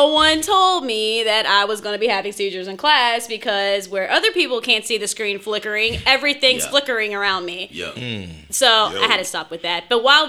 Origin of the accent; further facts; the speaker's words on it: Houston, Texas, United States; also born or lived in Purdue (Indiana); I grew up here in Houston